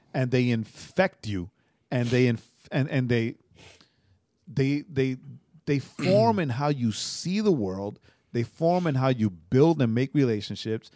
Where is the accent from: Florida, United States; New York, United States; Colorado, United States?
New York, United States; moved away; I'm from New York